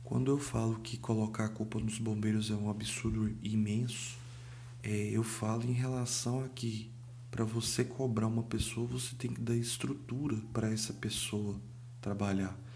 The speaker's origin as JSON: {"language": "Portuguese", "country": "Brazil", "said": "Eu não sou carioca, mas sou brasileiro."}